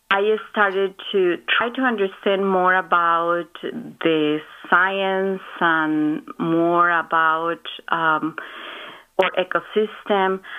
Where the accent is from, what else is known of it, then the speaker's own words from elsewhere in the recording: Guadalajara, Jalisco, Mexico; moved away; I grew up in Mexico, in Guadalajara